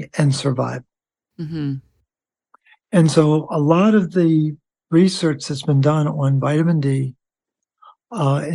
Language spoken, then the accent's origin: English; Baltimore, Maryland, United States; I'm from Baltimore, nicknames Baltimorely, worship at the altar of Hopkins